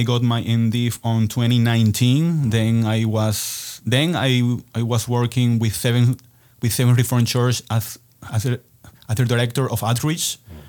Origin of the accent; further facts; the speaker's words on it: Venezuela; English is a second language; moved away as an adult; also born or lived in Grand Rapids, Michigan; now in United States; I was born in Venezuela.